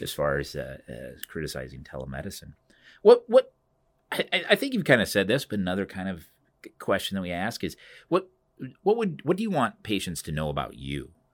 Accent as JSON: {"language": "English", "town": "Cedar Rapids", "region": "Iowa", "country": "United States", "tie": "born or raised there", "said": "Cedar Rapids is my hometown"}